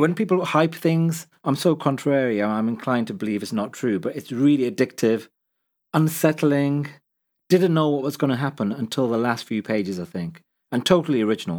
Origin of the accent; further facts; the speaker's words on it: Midlands, United Kingdom; I'm a journalist and author originally from the Midlands